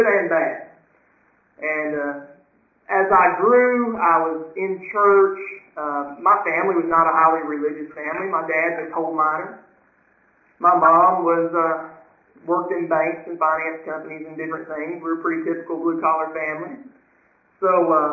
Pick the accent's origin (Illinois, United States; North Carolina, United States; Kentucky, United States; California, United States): Kentucky, United States; Western; I'm a Western Kentucky boy, born and raised in Western Kentucky